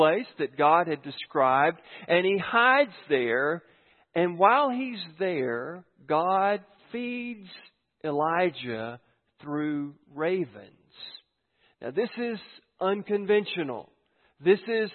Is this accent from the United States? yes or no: yes; United States; I'm from Giles County